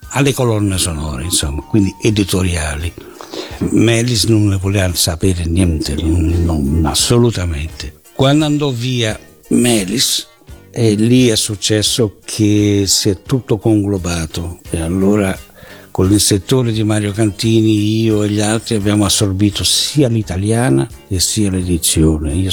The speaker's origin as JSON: {"language": "Italian", "country": "Brazil", "tie": "born or raised there", "said": "io sono stato cresciuto in Brasile, quindi io sapevo che cos'erano telenovelas"}